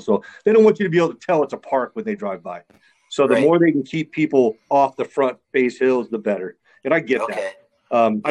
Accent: Carnegie, United States; I grew up in Carnegie

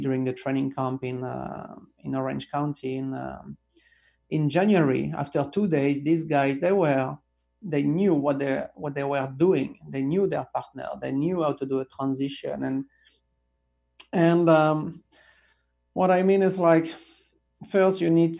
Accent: south of France, France; moved away; my hometown in south of France

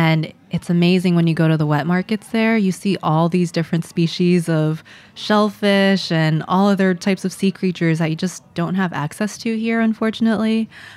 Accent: New Jersey, United States; growing up in Jersey, I really thought that there were maybe two other families from Daoswa in the U.S.

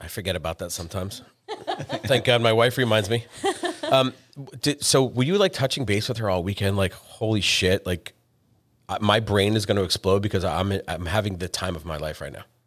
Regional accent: New England, United States; moved away; I'm from New England.

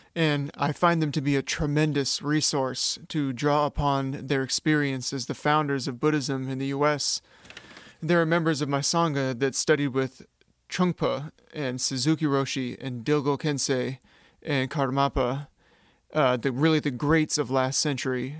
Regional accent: Sacramento, California, United States; I'm from Sacramento, California

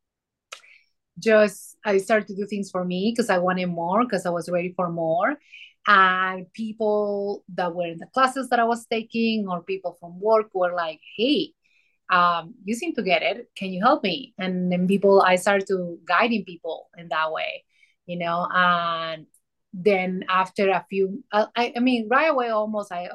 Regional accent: Peru; now in Colorado, United States; I am from Colorado. Nowadays I'm Coloradian, but I grew up in Peru. So you're going to hear an accent.

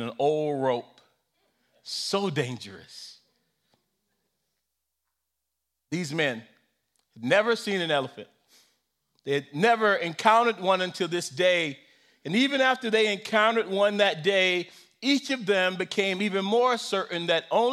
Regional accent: South Carolina, United States; I grew up in South Carolina, and we could not say lie, and so we had to say story

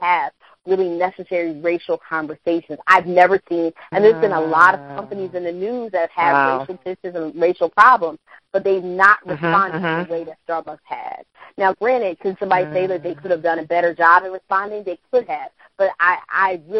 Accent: Philadelphia, Pennsylvania, United States; I'm from Philadelphia

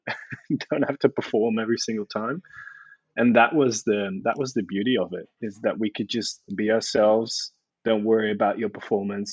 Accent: Netherlands; moved away as an adult; also born or lived in Delft, Netherlands; now in Melbourne, Australia; Born and raised in the Netherlands

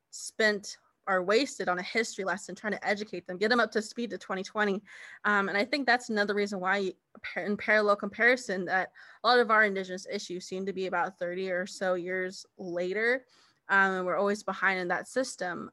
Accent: United States; now in Kansas, United States; I am Navajo from the Navajo Nation

